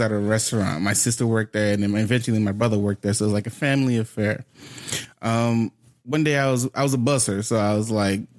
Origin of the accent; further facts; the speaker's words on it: Haiti; now in United States; I was born in Haiti, but I've been living in America for like...